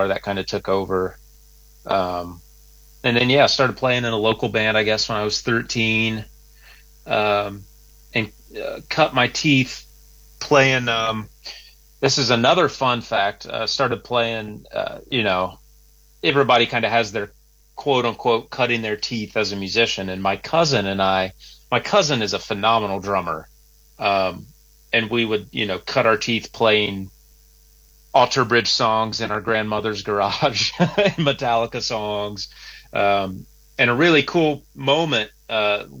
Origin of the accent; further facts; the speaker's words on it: southern Ohio, United States; moved away as an adult; now in Nashville, United States; Originally from Ohio, southern Ohio.